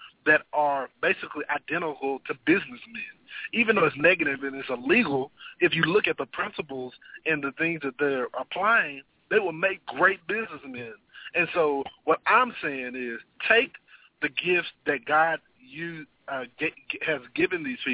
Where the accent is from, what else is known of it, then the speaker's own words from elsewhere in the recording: Texas, United States; Especially in my home state, the state of Texas